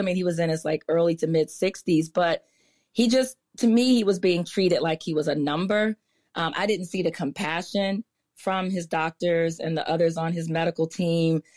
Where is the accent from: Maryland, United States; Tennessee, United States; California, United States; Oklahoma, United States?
Maryland, United States; Prince George's County; also born or lived in Washington, D.C.; I was born in D C, but I literally grew up, grew up in Maryland. Like, I, we left the hospital and went straight to Prince George's County, which is where I continue to live today